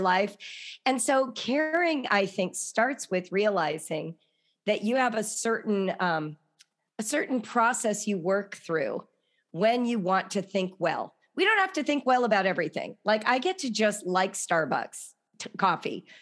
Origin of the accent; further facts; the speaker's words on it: Los Angeles, California, United States; growing up in Los Angeles